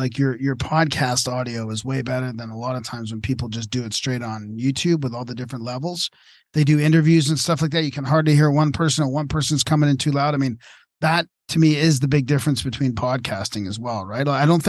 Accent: Japan; English is a second language; moved away as an adult; now in United States; I grew up in Japan, so naturally I'm familiar with Shinto and Buddhism.

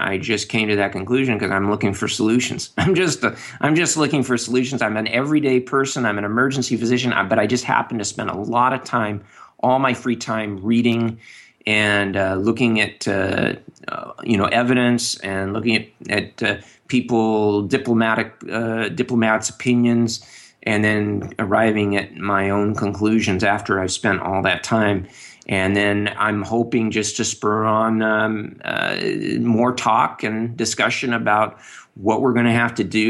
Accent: United States; I'm an American

